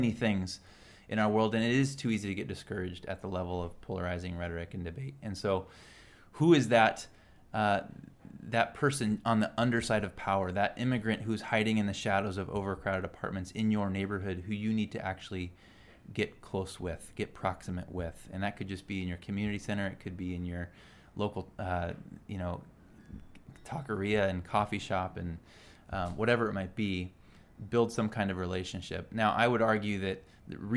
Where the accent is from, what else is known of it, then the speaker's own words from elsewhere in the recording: Salinas, California, United States; also born or lived in San Diego, California; I grew up in Salinas, California, which is known as the lettuce capital of the world.